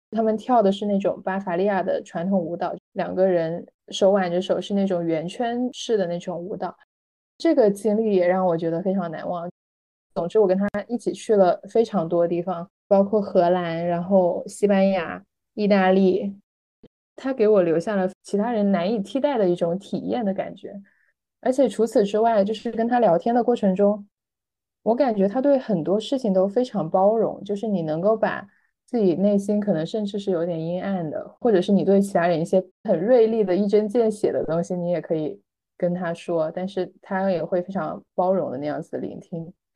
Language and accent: Chinese; Guangdong, China; 我是广东人